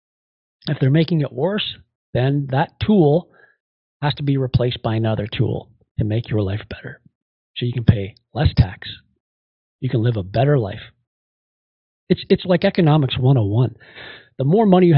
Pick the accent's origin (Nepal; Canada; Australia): Canada; we are Canadian